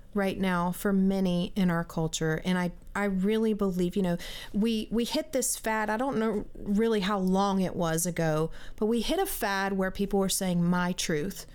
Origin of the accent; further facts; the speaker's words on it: South Carolina, United States; I grew up in South Carolina in a Christian home